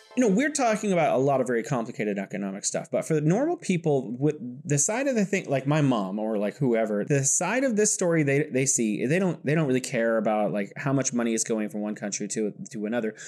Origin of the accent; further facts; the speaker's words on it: California, United States; now in Wuhan, China; I'm originally from California, but I am living in beautiful Wuhan, China